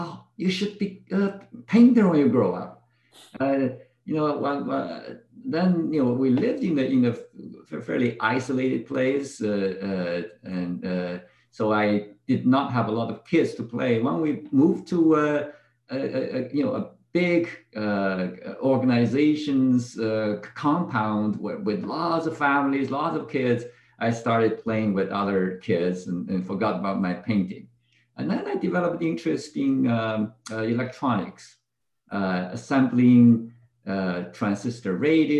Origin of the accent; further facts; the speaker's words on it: Beijing, China; moved away; I grew up in northern China, mainly in Beijing.